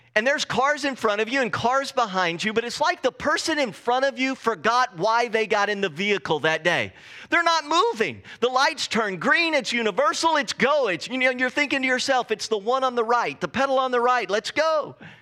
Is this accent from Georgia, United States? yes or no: no; Texas, United States; moved away as an adult; now in Pacific Northwest, United States; I grew up in Texas